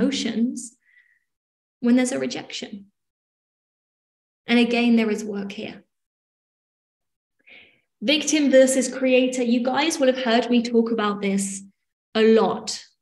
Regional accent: England, United Kingdom; I'm English

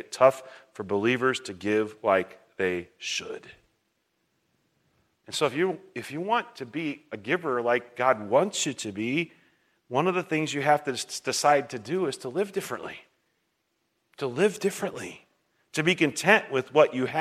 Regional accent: United States; for me as an American

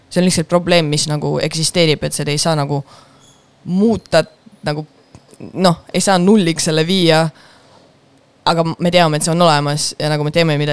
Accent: Estonia; first language Russian; Estonian is a second language; ma olen venekeelne, aga ma olen pärit Eestist, ehk siis ma ei saa öelda, et ma olen nagu venelane, ma ei saa öelda, et ma olen eestlane, sest mul on mingi segane kultuuritaust

